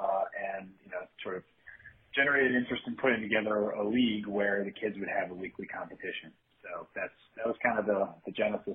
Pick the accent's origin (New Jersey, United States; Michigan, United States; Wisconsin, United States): Michigan, United States; Grand Rapids; also born or lived in Detroit; Yeah, I grew up in Grand Rapids, Michigan on the west side, but spent several years in Detroit after grad school.